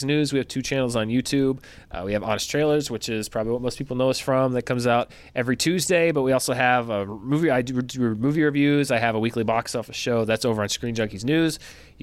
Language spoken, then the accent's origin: English; North Little Rock, Arkansas, United States; moved away; my hometown of North Little Rock, Arkansas